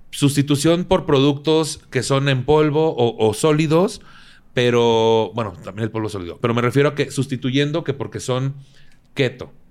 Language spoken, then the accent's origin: Spanish; Tampico, Tamaulipas, Mexico; moved away; Sí, allá, en mi tierra también. Allá, allá en Tampico